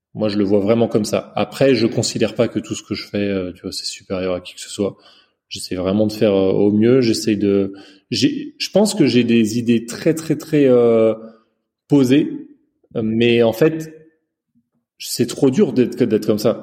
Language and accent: French; China; j'ai grandi en Chine et depuis petit